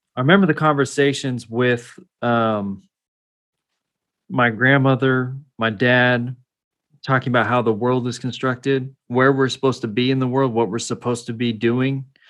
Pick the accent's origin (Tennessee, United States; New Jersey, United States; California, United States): California, United States; Salinas; also born or lived in northern Mexico (ancestry) / Sacramento; I grew up in California